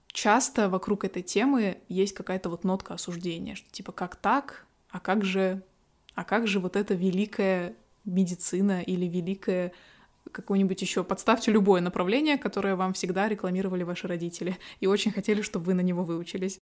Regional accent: Kazakhstan; осталась у себя в родном городе

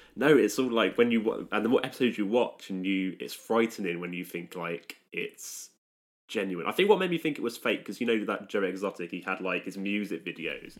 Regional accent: Stratford-upon-Avon, West Midlands, United Kingdom; I'm, I'm, I'm from Stratford upon Avon

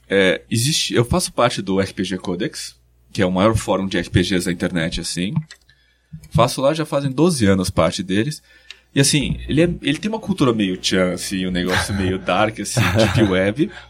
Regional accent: Espírito Santo do Pinhal, São Paulo, Brazil; moved away; Eu sou de Espírito Santo

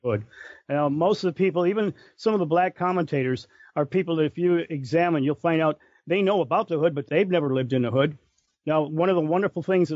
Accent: Detroit, Michigan, United States; growing up there, it's like after being in Brightmoor, no place on this planet scares me.

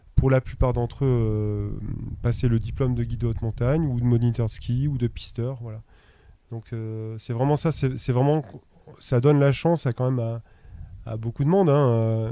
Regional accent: Auvergne-Rhône-Alpes, France; now in Chamonix, France; je suis originaire d'Auvergne

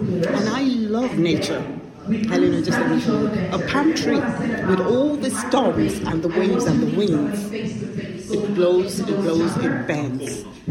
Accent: Ireland; born there; I was born in Ireland in the 60s, and I came back, relocated back to Ireland to live with my family.

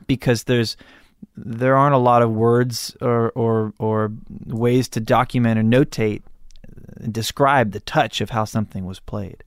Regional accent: Malibu, California, United States; I grew up in Malibu

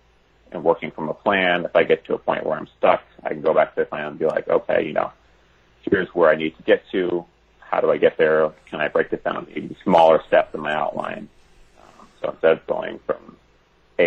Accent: Chicago, Illinois, United States; my hometown in Chicago

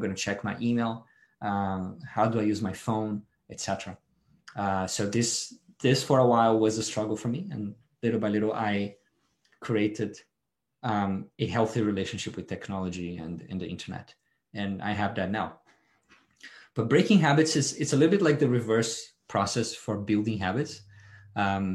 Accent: Brazil; moved away as an adult; now in Australia; No, I was born and raised in Brazil, and I moved here about 10

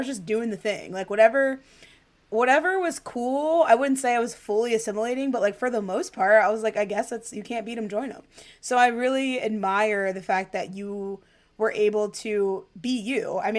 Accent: New York City, New York, United States; from the South Bronx.

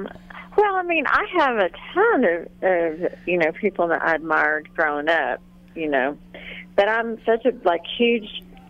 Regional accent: Texas, United States; now in Key West, United States; growing up in Texas

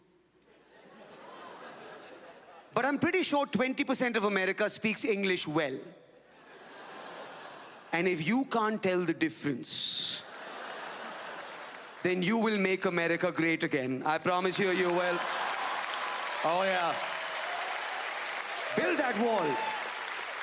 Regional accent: Mumbai, Maharashtra, India; I am from Bombay in India.

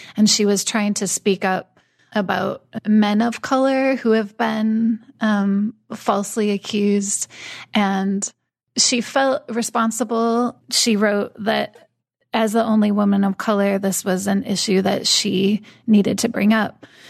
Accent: United States; I'm a woman, I'm white, I'm American

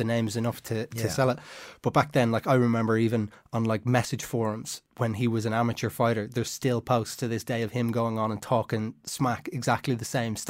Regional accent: Ireland

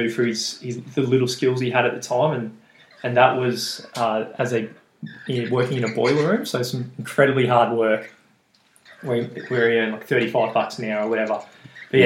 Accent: Australia; accent: Aussie; went back to the Aussie accent

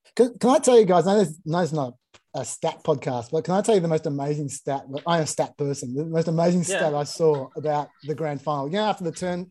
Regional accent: Sydney, New South Wales, Australia; I'm from Sydney

